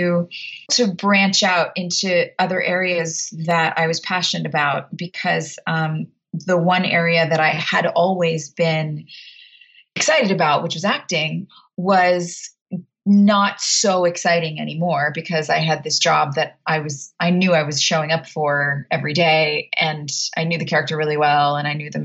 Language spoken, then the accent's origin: English; United States; also born or lived in Texas / New Jersey; I grew up in Texas and New Jersey